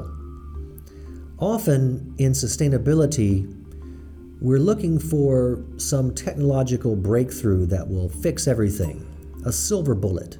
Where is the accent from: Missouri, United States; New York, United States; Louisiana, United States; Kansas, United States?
Louisiana, United States; New Orleans; I was born in New Orleans